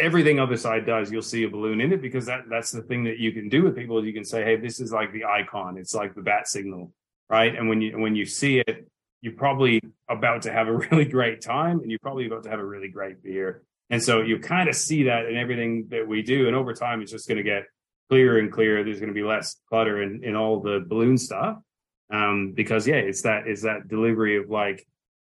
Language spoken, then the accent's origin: English; Brandon, Manitoba, Canada; now in Western Australia, Australia; I grew up in a really small town called Brandon.